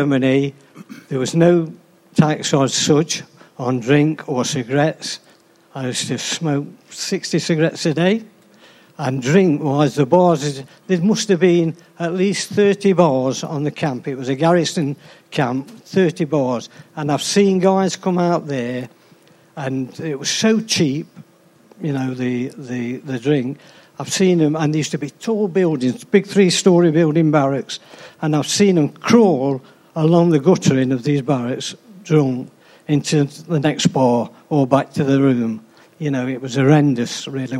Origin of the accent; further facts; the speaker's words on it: Arnold, East Midlands, United Kingdom; also born or lived in Beeston; I was born in Arnold.